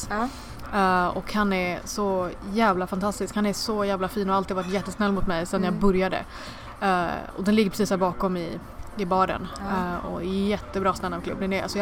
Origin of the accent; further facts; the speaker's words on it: India; now in Sweden; jag är ju från Indien mm. och det finns inte så jättemånga indier i Sverige.